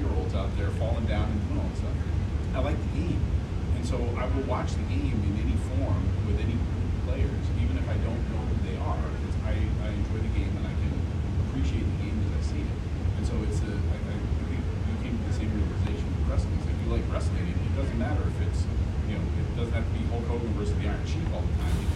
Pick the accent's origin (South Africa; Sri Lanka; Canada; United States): United States; New England; moved away; I'm not. I'm from New England